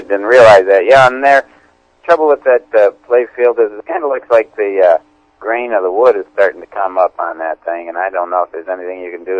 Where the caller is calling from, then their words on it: Eagle River, Alaska, United States; I'm calling from Eagle River, Alaska.